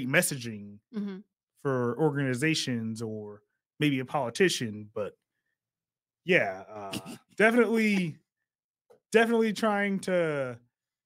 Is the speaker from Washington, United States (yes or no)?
no; Sacramento, California, United States; born and raised in Sacramento